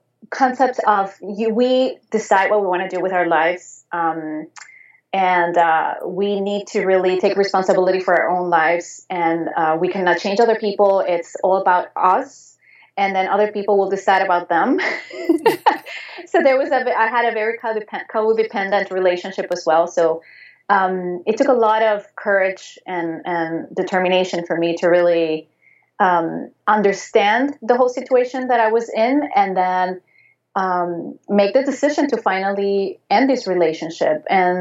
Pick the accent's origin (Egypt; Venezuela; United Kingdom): Venezuela; English is a second language; moved away; also born or lived in Spain; I was growing up in Venezuela, in South America, and back then I was not living in the capital of the city